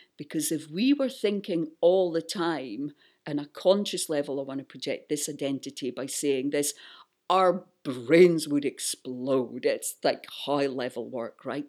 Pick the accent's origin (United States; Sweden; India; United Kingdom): United Kingdom; Buckie, Scotland; moved away; when I go back to my hometown in northeast Scotland, I start speaking like